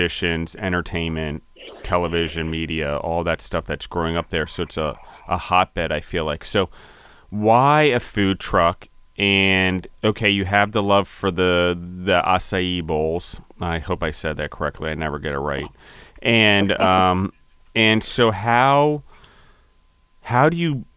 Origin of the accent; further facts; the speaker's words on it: Maryland, United States; also born or lived in Pennsylvania; I'm from Pennsylvania originally. I was four, and then I moved to Maryland